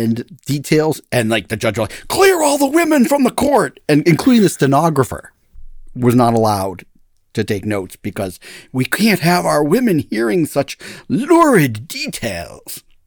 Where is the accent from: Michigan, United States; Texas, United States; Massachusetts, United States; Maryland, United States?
Massachusetts, United States; moved away; I'm from Massachusetts